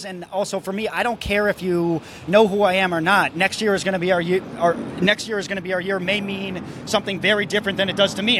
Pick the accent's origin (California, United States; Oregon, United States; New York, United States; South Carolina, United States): New York, United States; I'm born and raised in New York, and when I grew up, all the signs that I'm used to seeing were hand-painted